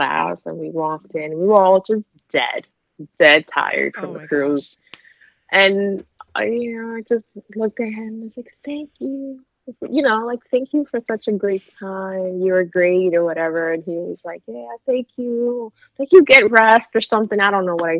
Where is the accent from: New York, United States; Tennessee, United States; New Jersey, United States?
New York, United States; I'm from New York